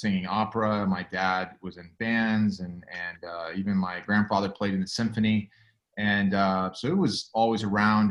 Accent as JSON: {"language": "English", "town": "Costa Mesa", "region": "California", "country": "United States", "tie": "born or raised there", "lives_now": "Los Angeles, United States", "said": "I'm actually from Orange County originally. I was born primarily and raised in Costa Mesa"}